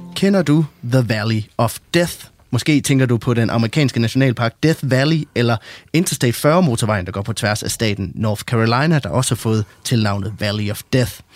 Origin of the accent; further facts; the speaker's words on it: West Jutland, Central Denmark Region, Denmark; jeg kommer selv fra Vestjylland